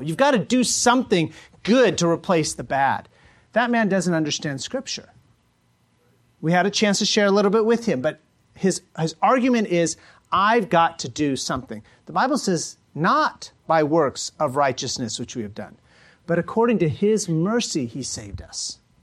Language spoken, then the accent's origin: English; United States; as American Christians